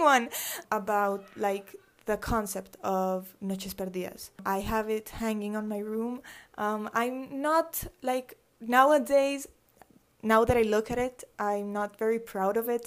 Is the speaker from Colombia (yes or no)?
yes; Medellín, Antioquia, Colombia; also born or lived in Atlanta, Georgia, United States; I was born in Atlanta, Georgia, um, in the U S. I lived there for seven years, and then I moved here to Medellin.